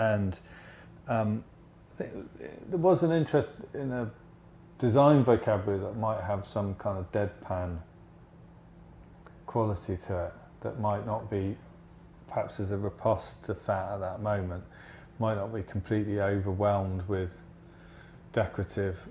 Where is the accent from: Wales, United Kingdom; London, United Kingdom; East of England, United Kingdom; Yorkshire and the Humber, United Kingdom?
East of England, United Kingdom; Essex; I'm from Essex